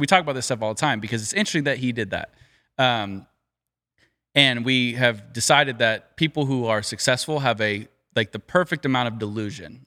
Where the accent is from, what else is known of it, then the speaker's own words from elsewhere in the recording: Southern California, United States; growing up in Southern California